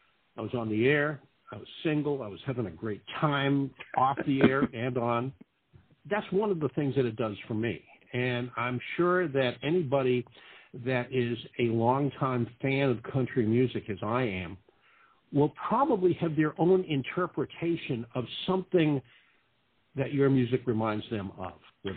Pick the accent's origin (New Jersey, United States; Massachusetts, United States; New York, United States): Massachusetts, United States; Boston; I'm from Boston, Massachusetts